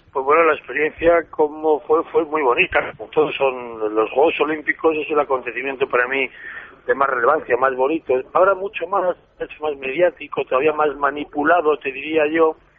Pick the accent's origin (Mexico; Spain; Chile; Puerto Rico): Spain; siendo español